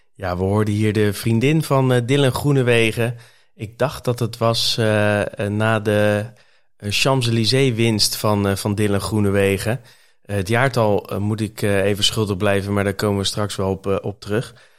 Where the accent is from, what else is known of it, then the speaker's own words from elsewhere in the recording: Netherlands; als Nederlander zijnde